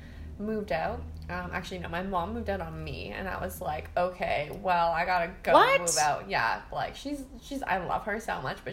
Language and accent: English; Toronto, Ontario, Canada; I'm from Toronto. So I went to school